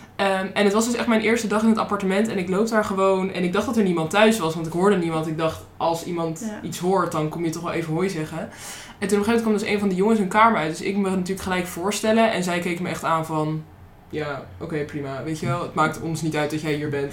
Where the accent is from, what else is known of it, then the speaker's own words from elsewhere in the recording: Netherlands; ik uit Nederland kwam en dat dat zo ver weg was